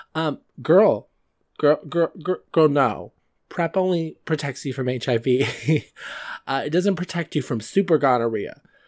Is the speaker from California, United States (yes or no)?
yes; California, United States; I'm from California